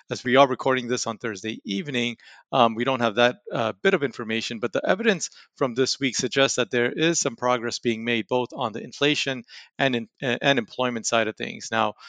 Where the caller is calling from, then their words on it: Raleigh, North Carolina, United States; From Raleigh, North Carolina.